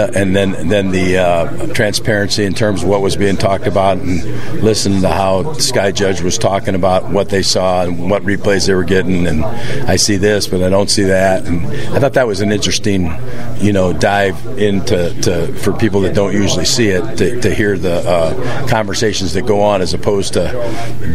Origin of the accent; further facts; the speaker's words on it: Aurora, Illinois, United States; moved away; I grew up in Aurora